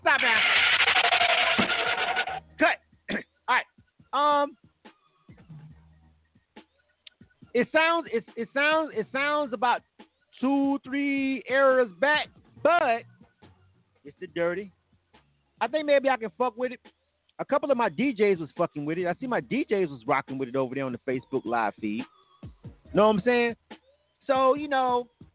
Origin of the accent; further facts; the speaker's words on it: Florida, United States; now in Atlanta, United States; I'm from Florida, but I've been here for 20 years